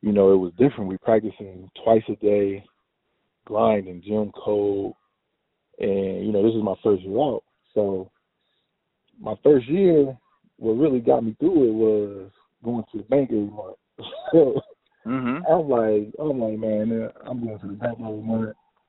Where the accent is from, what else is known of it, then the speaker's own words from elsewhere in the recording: Cincinnati, Ohio, United States; me being from Cincinnati